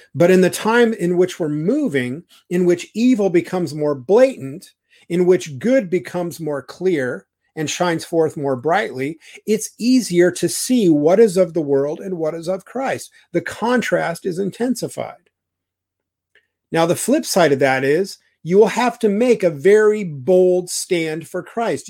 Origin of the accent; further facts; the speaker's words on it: Idaho, United States; I'm from Idaho